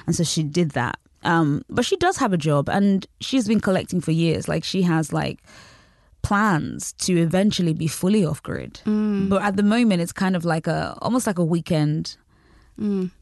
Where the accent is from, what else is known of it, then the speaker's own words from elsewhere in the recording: United Kingdom; also born or lived in Nigeria; I I grew up in Britain and also in Nigeria.